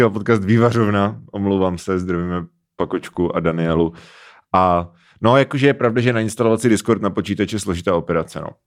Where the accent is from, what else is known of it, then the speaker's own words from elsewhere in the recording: Moravia, Czechia; Všetci jsme z Moravy.